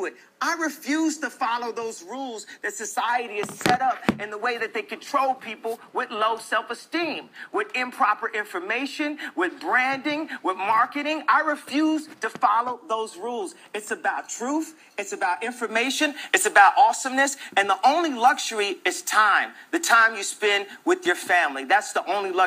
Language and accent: English; Chicago, Illinois, United States; I'm not from Chicago